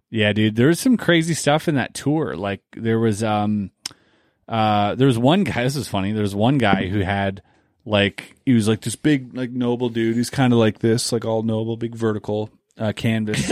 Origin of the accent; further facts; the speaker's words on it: near Basel, Baden-Württemberg, Germany; moved away; where I grew up in, in where Berlin is, is like a six to eight hour train ride